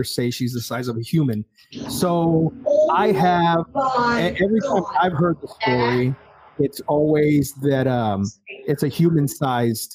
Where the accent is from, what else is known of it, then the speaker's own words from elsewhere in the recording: South Texas, United States; things that we grew up with here in South Texas